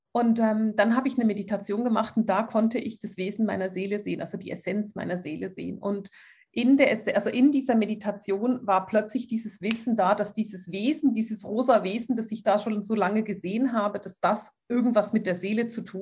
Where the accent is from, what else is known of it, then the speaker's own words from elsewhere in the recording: Switzerland; Ich muss, ich bin Schweizerin, ich muss Französisch sprechen.